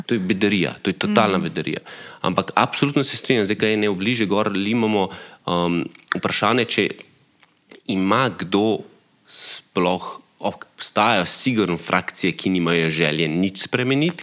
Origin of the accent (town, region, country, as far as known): Slovenia